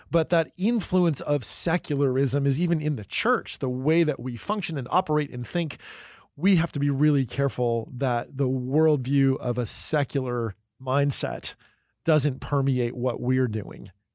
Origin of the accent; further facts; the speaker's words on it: New Jersey, United States; moved away; also born or lived in Pennsylvania / California; I grew up in New Jersey and Pennsylvania and lived in California for a long time.